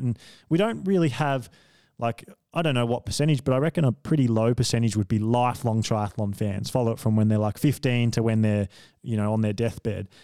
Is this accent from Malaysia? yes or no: no; Victoria, Australia; I came from Victoria